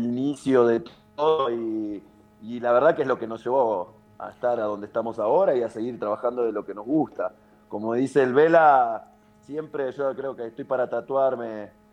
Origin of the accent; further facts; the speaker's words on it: Villa Ballester, Buenos Aires Province, Argentina; Ballester, San Martín, que es de donde soy yo.